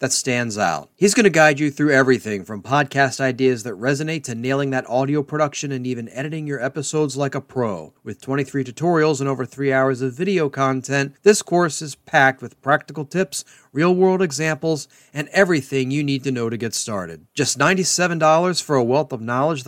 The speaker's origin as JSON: {"language": "English", "town": "Baltimore", "region": "Maryland", "country": "United States", "tie": "born or raised there", "said": "my hometown of Baltimore"}